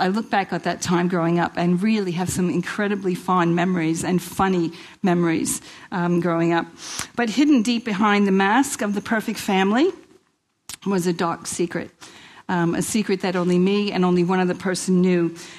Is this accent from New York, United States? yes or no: yes; Queens, New York, United States; I grew up in Queens, New York, if you haven't already heard.